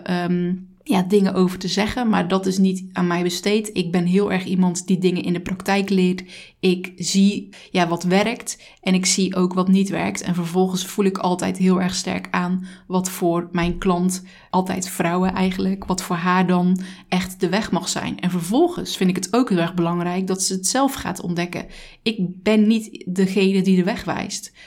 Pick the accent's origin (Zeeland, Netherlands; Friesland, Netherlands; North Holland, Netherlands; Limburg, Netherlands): Zeeland, Netherlands; Zeelandic Flanders, Netherlands; Ik kom uit Zeeland, uit Zeeuws-Vlaanderen